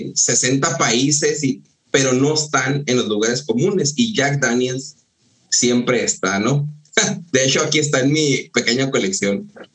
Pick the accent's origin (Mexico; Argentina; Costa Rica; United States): Mexico; yo que soy de, de Ascensión, de La Shona